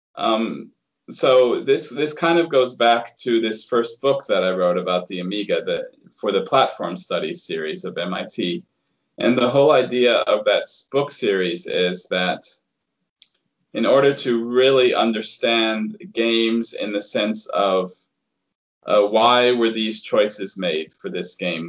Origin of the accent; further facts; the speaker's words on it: United States; the attitude that I grew up with being an American